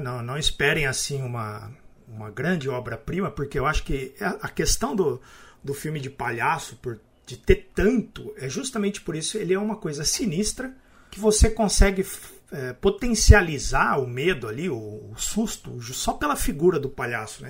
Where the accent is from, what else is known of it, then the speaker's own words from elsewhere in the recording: Araraquara, São Paulo, Brazil; eu sou de Araraquara